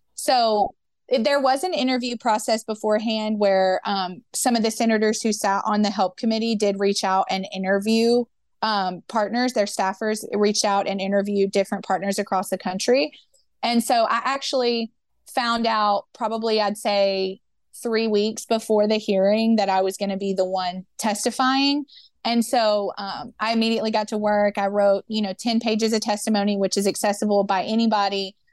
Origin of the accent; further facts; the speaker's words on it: Memphis, Tennessee, United States; I grew up in Memphis, Tennessee